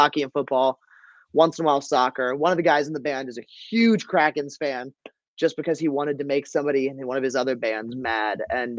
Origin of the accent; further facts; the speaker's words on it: Pittsburgh, Pennsylvania, United States; born there; now in Baltimore, United States; No, yeah, I was born in Pittsburgh. Yeah. I was born in Pittsburgh. My family's from Pittsburgh. I grew up Pittsburgh sportsman, nonstop.